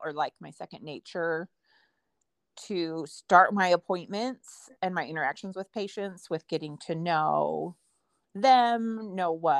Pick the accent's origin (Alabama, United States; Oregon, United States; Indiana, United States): Oregon, United States; Eastern; I grew up in Eastern Oregon on a farm where most of my family still lives